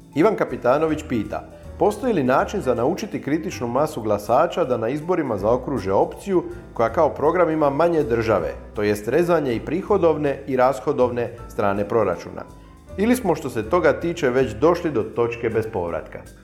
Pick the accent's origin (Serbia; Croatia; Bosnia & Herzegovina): Croatia; Dalmatia; ovdje kod nas u Dalmaciji